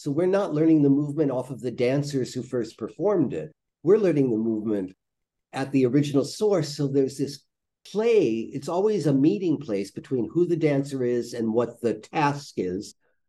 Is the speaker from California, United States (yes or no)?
no; Minnesota, United States; now in New York, United States; And that's part of why I came to New York, without even knowing that's why I came to New York from Minnesota, you know, to be in with my people.